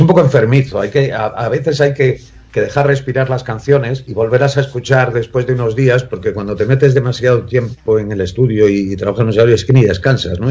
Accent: Madrid, Community of Madrid, Spain; also born or lived in Corcubión, Galicia; siempre digo que soy madrileño

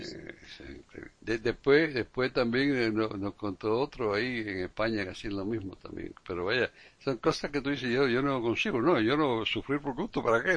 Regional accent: Cuba; now in Florida, United States; nosotros nos criamos en Cuba

